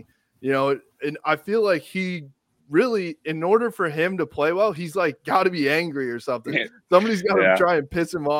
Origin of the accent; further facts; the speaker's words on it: Hudsonville, Michigan, United States; I'm from Hudsonville.